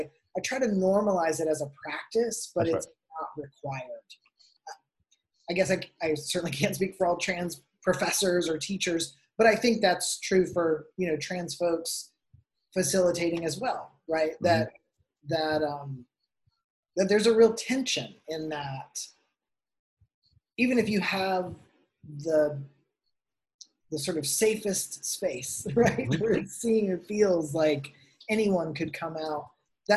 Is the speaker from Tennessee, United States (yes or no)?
yes; Tennessee, United States; now in Arizona, United States; I grew up in Tennessee in a Pentecostal church